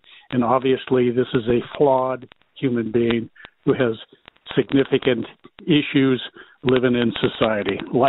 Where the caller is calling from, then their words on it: Corvallis, Oregon, United States; I'm calling from Corvallis, Oregon.